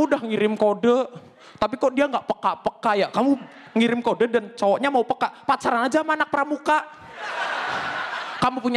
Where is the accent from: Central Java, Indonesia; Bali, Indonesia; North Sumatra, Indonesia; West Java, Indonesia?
Central Java, Indonesia; Banjarnegara; accent: Javanese Ngapak; dan aku dari Banjarnegara di mana itu bahasa Jawanya adalah bahasa Jawa ngapak, cuman lain daripada yang lain.